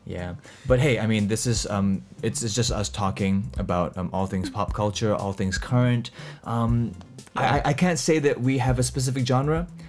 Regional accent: Singapore; we, we are both from Singapore. We both live in Singapore.

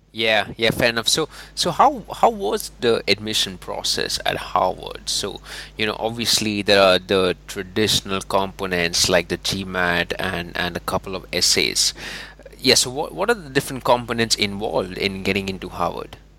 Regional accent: India; moved away; I'm from India originally

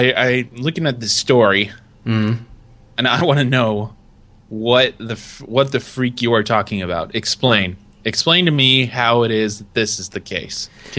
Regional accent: California, United States; I am actually from California.

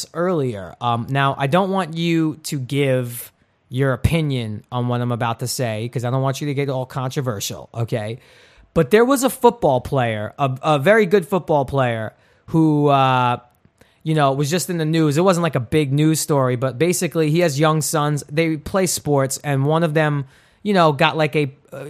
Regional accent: New York City, New York, United States; growing up in Brooklyn, which is sort of a rough and tough neighborhood if you're not street smart.

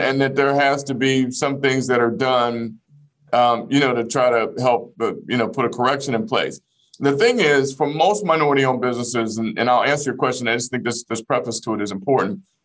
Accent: Fort Smith, Arkansas, United States; born or raised there; moved away

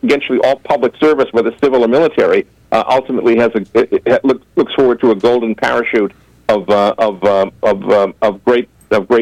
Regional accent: Boston, Massachusetts, United States; I'm from Mickelson Square in Roxbury in Boston

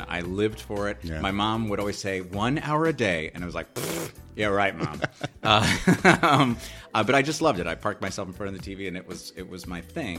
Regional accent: New York, United States; moved away; I loved growing up in New York. I still love it. I miss it. And my mom still lives there, so I go back and visit whenever I can

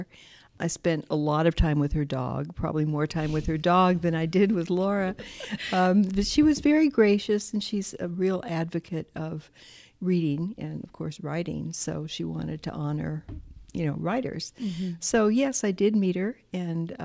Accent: Midland, Texas, United States; moved away; I grew up in Midland, Texas

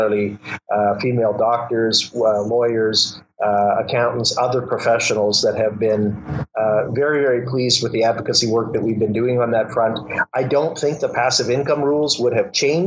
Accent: Winnipeg, Manitoba, Canada; Winnipeg, my hometown

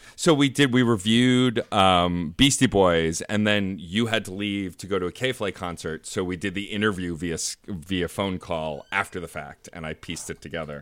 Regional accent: New York City, New York, United States; as a New Yorker who works currently in Union Square, but has worked all over Manhattan

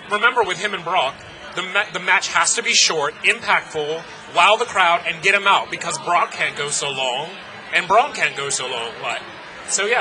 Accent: England, United Kingdom; I'm English

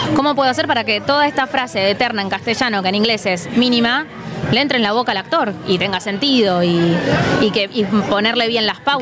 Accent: Buenos Aires, Argentina; nosotros como porteños

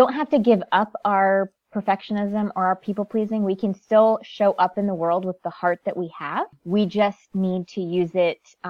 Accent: Connecticut, United States; I'm first generation American. Born and raised in Connecticut, very small town

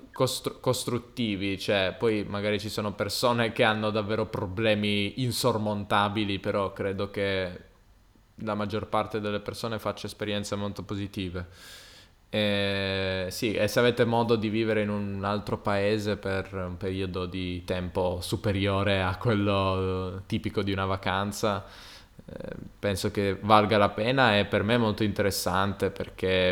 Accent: Turin, Piedmont, Italy; moved away; di Torino

